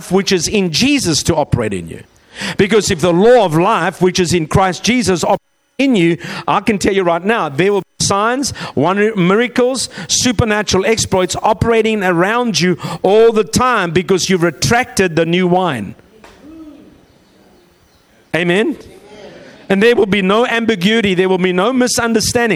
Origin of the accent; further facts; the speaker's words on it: South Africa; moved away; also born or lived in Australia; we're from South Africa via Australia